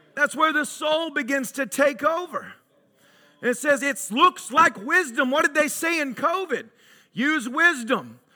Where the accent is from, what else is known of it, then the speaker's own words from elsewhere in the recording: Tennessee, United States; growing up in Tennessee, good old boys, rednecks, whatever you want to call us